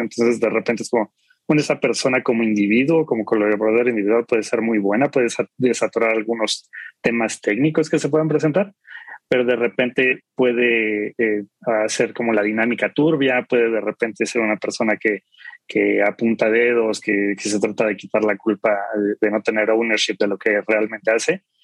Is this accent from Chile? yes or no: no; Mexico City, Mexico; soy de aquí de la Ciudad de México